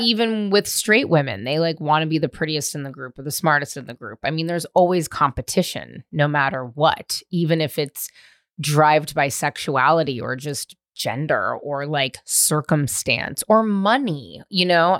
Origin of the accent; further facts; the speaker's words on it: California, United States; I grew up in California